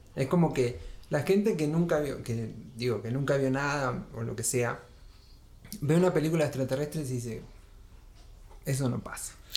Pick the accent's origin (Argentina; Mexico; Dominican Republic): Argentina; Trelew, Chubut; moved away as an adult; Chubut, bien al sur. Este, mm, la Patagonia Argentina, bien helada. Ahí nací y viví 19 años